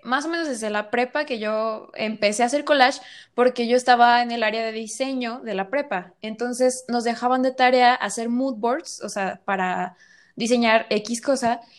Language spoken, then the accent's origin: Spanish; Guadalajara, Jalisco, Mexico; soy de Guadalajara y actualmente este, estoy en Guadalajara